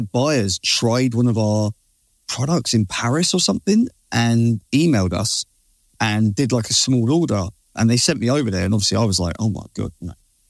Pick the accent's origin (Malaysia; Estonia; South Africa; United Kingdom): United Kingdom; we're British, man.